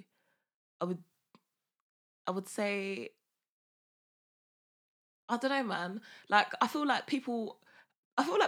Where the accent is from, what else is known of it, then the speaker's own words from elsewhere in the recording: London, United Kingdom; I'm from Hackney.